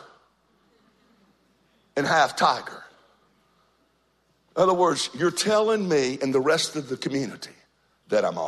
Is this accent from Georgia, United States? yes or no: yes; Georgia, United States; moved away as an adult; now in North Myrtle Beach, United States; I've been here now for about 14, 15 years. But I'm originally from Georgia